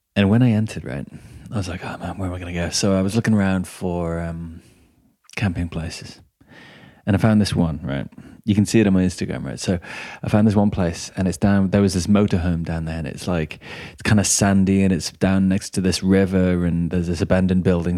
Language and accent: English; England, United Kingdom; I'm from England as well